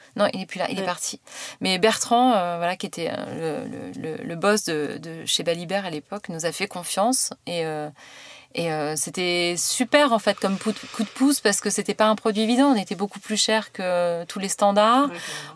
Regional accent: Le Havre, Normandy, France; moved away as an adult; also born or lived in Paris; je viens du Havre, euh, et, euh, j'ai fait, euh, un bac, euh, un bac E S, euh, classique

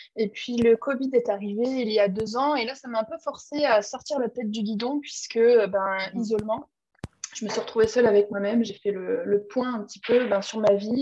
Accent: Clermont-Ferrand, Auvergne-Rhône-Alpes, France; moved away as an adult; also born or lived in Lyon; je suis auvergnate, je suis de Clermont-Ferrand, donc ma famille, mes amis, toutes les personnes que j'aime que sont là-bas

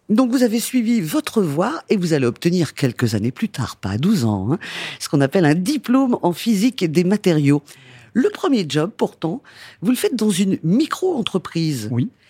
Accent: Rennes, Brittany, France; Oui, je suis un breton pure souche.

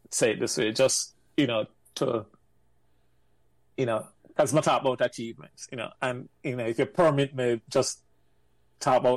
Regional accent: Jamaica; moved away as an adult; now in United States; I'm coming from Jamaica, go New York, and then end up enlisting at the Navy, spend six years

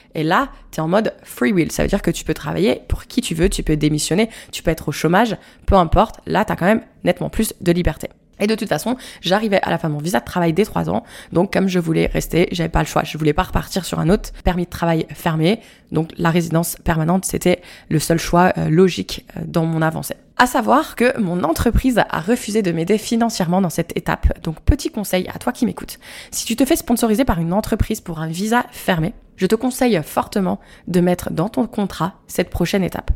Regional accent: Moselle, Grand Est, France; moved away as an adult; now in Canada; je suis de la Moselle

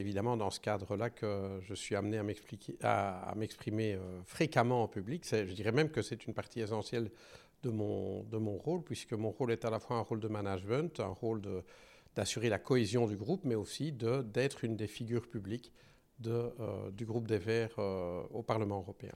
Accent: Belgium; je suis belge

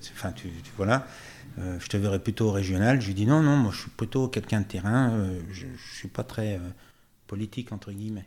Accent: Chablais, Auvergne-Rhône-Alpes, France; also born or lived in Morzine / Thonon-les-Bains; mes arrière-grands-parents avaient acheté un commerce au Jetis, donc l'hôtel-restaurant euh, euh, Beau. Ah donc j'ai passé toute mon enfance au Jetis

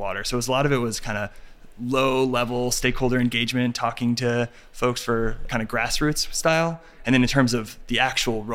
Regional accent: Massachusetts, United States; now in Washington, D.C., United States; I'm from Massachusetts, northeastern part of the U.S.

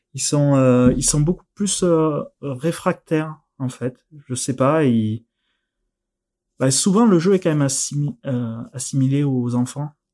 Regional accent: near Narbonne, the South, Occitania, France; accent: southern; je suis originaire euh, du Sud, à côté de Narbonne, ça s'entend peut-être un petit peu

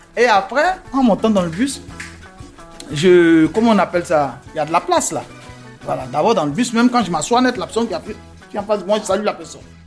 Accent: Abidjan, Côte d’Ivoire; moved away as an adult; now in France; je suis né à Port-Boué. À Abidjan, à Port-Boué.

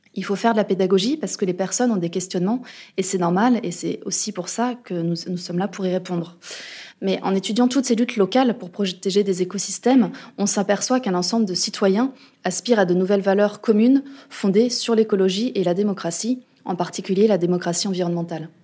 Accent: France; chez nous en France

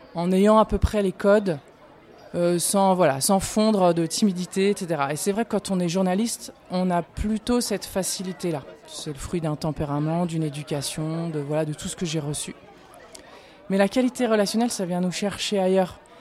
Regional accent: Paris, Île-de-France, France; also born or lived in Prague, Czech Republic; now in Lyon, France; j'ai grandi à Paris

